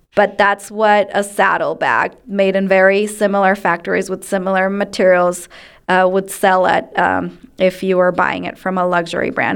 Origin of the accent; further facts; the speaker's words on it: Ecuador; moved away as an adult; now in United States; I grew up in Ecuador and I was raised in a home of fewer, better things